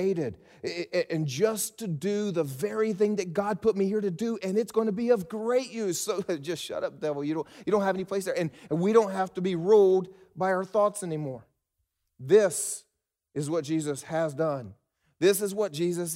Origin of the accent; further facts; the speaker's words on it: South Carolina, United States; I was raised in South Carolina, and we South Carolinians are some proud people.